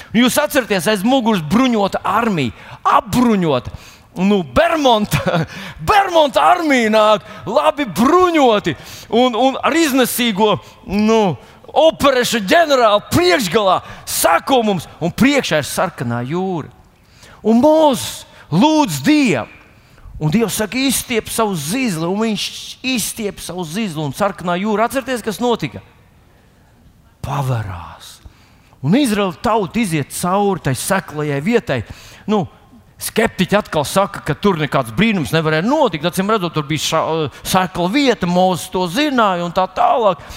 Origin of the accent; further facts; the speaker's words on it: Latvia; esam latvieši